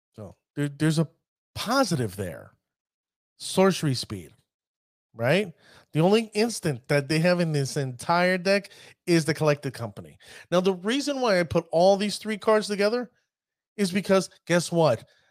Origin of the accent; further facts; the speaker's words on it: New York, United States; accent: New York; my New York accent